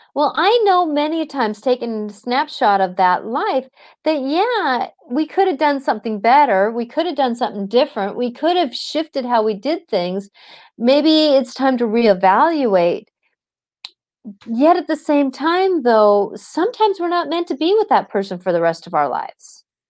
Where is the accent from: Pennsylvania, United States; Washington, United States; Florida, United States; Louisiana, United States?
Washington, United States; Seattle; I was in the Seattle busing situation, and so either I went to the Catholic school that was down the block, or I was bused an hour and a half